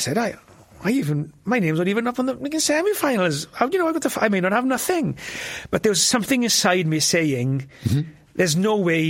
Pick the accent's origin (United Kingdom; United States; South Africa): United Kingdom; rural Wales; born or raised there; first language Welsh; English is a second language